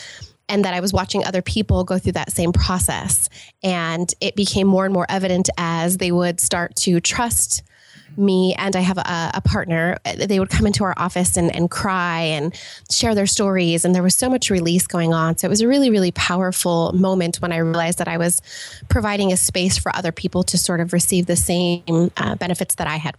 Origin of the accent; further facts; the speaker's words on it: California, United States; born there; also born or lived in England / Los Angeles; I was born in Southern California, actually, and to a single mother, and lived all over the place, including, you know, as we were talking about, England and Los Angeles and all over the place.